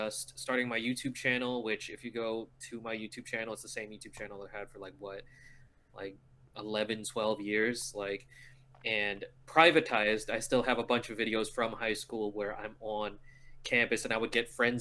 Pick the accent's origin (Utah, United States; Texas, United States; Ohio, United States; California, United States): California, United States; National City; Born and raised in National City, California, about 5 minutes from the border.